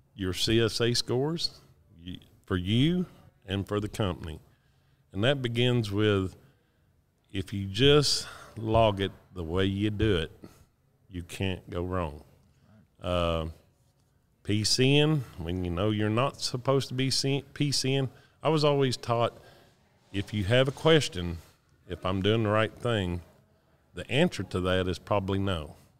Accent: Decatur, Texas, United States; I'm from Decatur, Texas

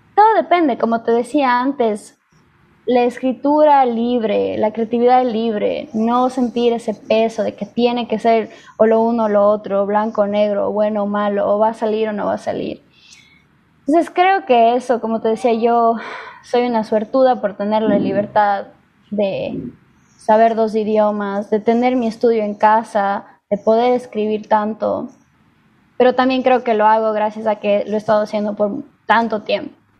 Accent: Ecuador; now in United States; Yo nací en Estados Unidos, pero viví toda mi vida en Ecuador.

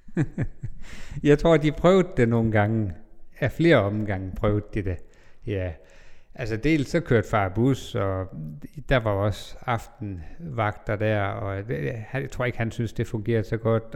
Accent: Bindslev, North Denmark Region, Denmark; moved away; jeg kommer fra Bindslev, en lille by 20 km nord for Jørgen, eller måske nærmere 30 km syd for Skagen.

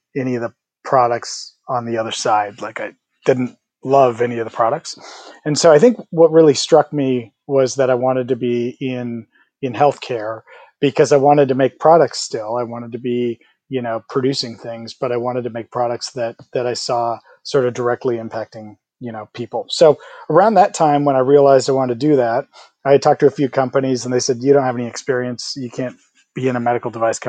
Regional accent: Midwest, United States; I'm also from the Midwest, and so I have good sort of work hard, you know, roots

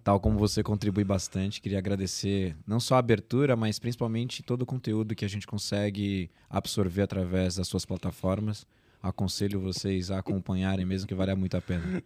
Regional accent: São Paulo, Brazil; nasci aqui em São Paulo mesmo

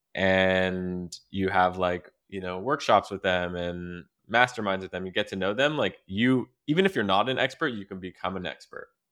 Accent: Quebec, Canada; growing up in Quebec

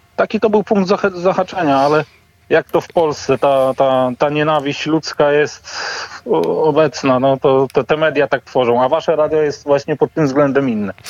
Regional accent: Lubichowo, Pomeranian Voivodeship, Poland; moved away as an adult; also born or lived in England; w te, te same strony, to jest Lubichowo, wieś na Kociewiu

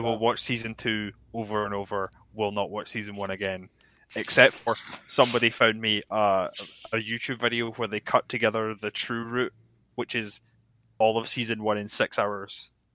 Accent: Scotland, United Kingdom; a Scot

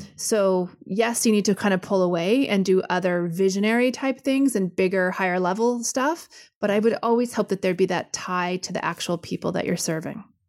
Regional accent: Canada; I'm Canadian and say sorry all the time

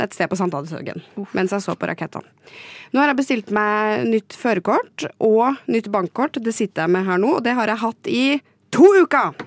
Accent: Trondheim, Trøndelag, Norway; moved away as an adult; now in Oslo, Norway; Jeg kom da til Trondheim, der jeg er fra

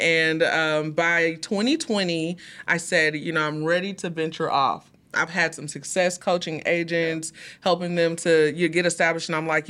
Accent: Houston, Texas, United States; Well, we're originally from Houston, Texas.

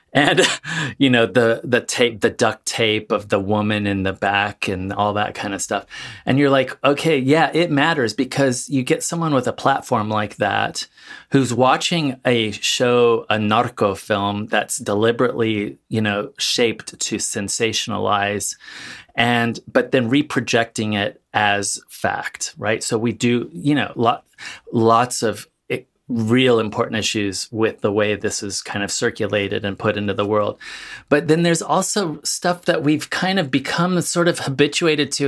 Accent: Central Valley, California, United States; also born or lived in Mexico City, Mexico; I grew up in the, in California, Central Valley

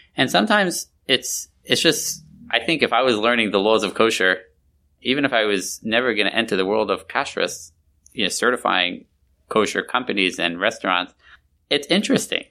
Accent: New York, United States; moved away; I grew up in New York years and years ago.

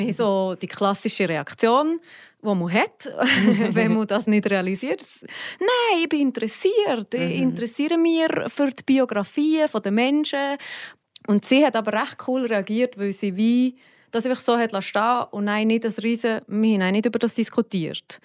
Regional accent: Switzerland; hier bei uns in der Schweiz

